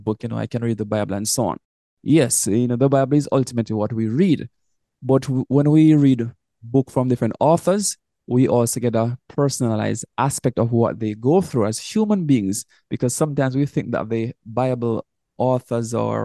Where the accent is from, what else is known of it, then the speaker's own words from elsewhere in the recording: Jamaica; coming from Jamaica, we are both from Jamaica